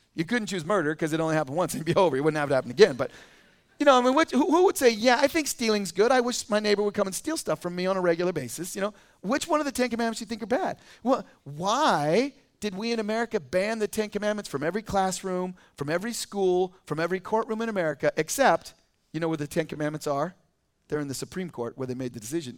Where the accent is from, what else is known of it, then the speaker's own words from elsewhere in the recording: California, United States; also born or lived in Boise, Idaho; now in Idaho, United States; I lived in Idaho as a kid. I was born in Boise, and then I moved to California in first grade